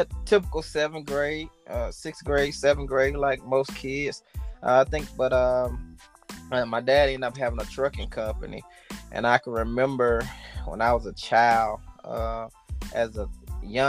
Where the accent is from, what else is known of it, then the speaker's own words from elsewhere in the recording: Utica, Mississippi, United States; also born or lived in New Orleans, Louisiana; we had family too in Mississippi, and it was Utica, Mississippi.